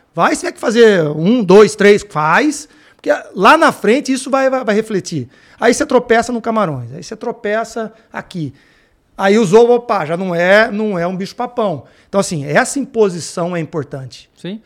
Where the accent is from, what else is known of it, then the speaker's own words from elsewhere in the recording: Campinas, São Paulo, Brazil; sou de Campinas, trabalhei na, na Ponte Preta